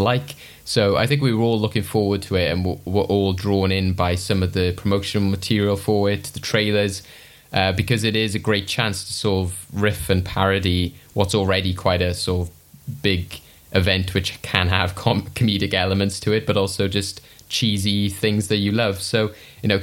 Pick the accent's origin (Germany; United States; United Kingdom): United Kingdom; I'm British